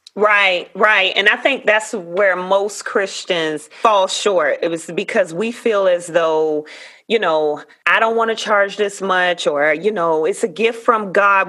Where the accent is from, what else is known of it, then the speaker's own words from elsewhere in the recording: Savannah, Georgia, United States; Savannah, Georgia, my hometown